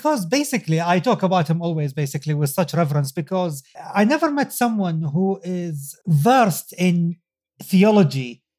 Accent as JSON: {"language": "English", "country": "Saudi Arabia", "said": "my home country, Saudi Arabia"}